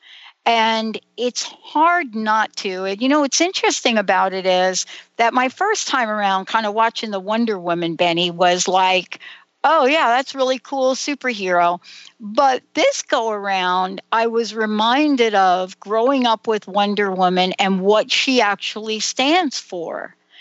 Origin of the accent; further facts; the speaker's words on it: New York, United States; Many of us growing up in New York